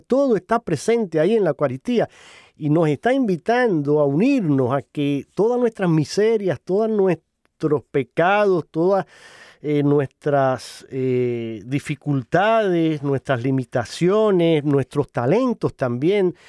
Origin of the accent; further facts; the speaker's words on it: Holguín, Cuba; yo soy cubano, y él fue precisamente obispo en la parte oriental de Cuba, en la diócesis concreta a la que yo pertenezco y a donde nací y crecí. Incluso en mi ciudad natal